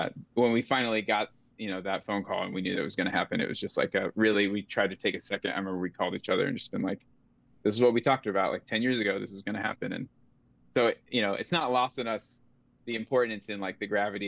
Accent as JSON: {"language": "English", "region": "North Carolina", "country": "United States", "tie": "born or raised there", "also_born_or_lived": "Texas", "moved": "as an adult", "said": "I grew up in North Carolina, so it was like my home team core."}